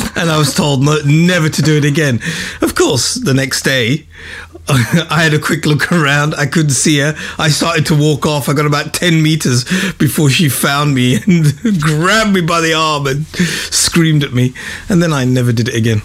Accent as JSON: {"language": "English", "region": "England", "country": "United Kingdom", "tie": "born or raised there", "accent": "British", "moved": "yes", "lives_now": "Bawshar, Oman", "said": "I was born in England. Mm. I grew up in England."}